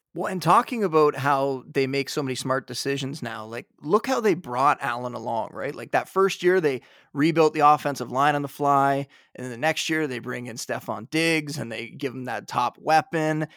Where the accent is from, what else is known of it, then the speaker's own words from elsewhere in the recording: Niagara Falls, Ontario, Canada; moved away as an adult; also born or lived in Toronto; now in outskirts of Toronto, Canada; I was born and raised in Niagara Falls.